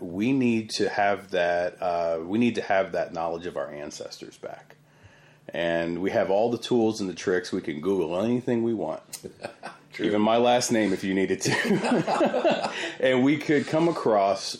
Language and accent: English; San Antonio, Texas, United States; I was raised here in South Texas, and we had a family farm out in Yoakum